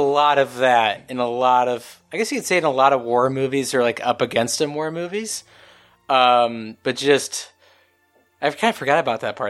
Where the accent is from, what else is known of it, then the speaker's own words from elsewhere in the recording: United States; as an American watching this movie